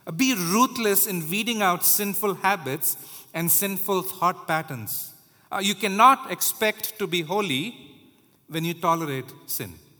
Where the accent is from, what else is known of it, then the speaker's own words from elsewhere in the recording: India; now in United States; I was growing up in India